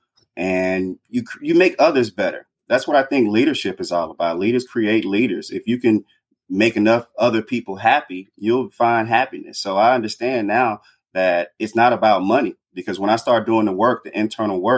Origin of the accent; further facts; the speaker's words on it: Greenwood, Mississippi, United States; moved away as an adult; also born or lived in Chicago, Illinois / Decatur, Georgia / North Carolina; growing up in Mississippi, in Greenwood, Mississippi